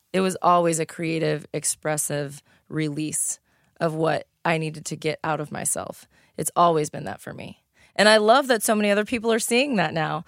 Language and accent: English; East St. Louis, Illinois, United States; also born or lived in Washington Park, Illinois; I grew up in East Saint Louis. I went to s, grade school in Washington Park.